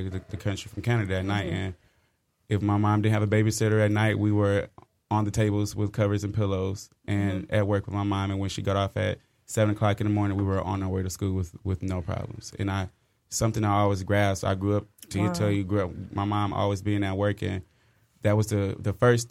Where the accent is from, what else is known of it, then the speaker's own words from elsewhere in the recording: Inkster, Michigan, United States; I'm from Inkster